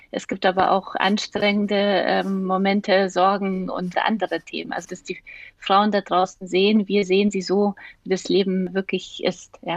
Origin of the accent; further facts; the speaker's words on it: Munich, Bavaria, Germany; Und ich bin ja in München aufgewachsen